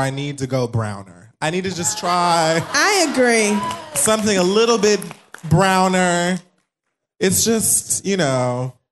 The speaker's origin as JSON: {"language": "English", "region": "Connecticut", "country": "United States", "said": "I'm from Connecticut."}